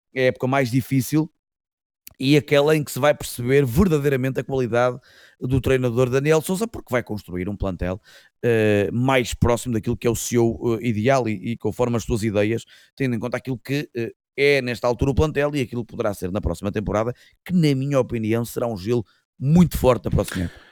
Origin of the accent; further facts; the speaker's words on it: Portugal; como portugueses